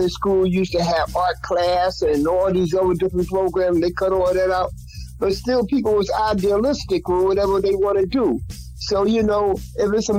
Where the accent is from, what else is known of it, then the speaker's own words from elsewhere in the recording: New York City, New York, United States; I grew up in Colonial Projects